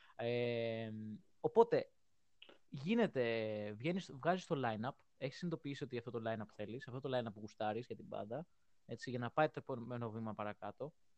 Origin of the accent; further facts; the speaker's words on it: Greece; είμαι από Ελλάδα